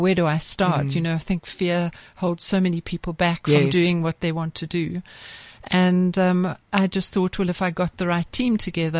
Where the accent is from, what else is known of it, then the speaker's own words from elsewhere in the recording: Eswatini; also born or lived in Malawi; I was born in Malawi and grew up in Swaziland